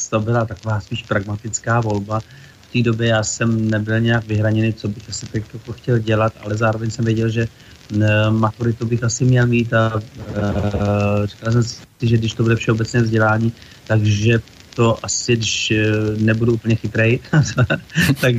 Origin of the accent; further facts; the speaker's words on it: Čadca, Žilina Region, Slovakia; Ano, zastavím, protože tam mám rodinu, mám tam maminku, e, mám tam bratra s rodinou, takže tam jezdím docela často.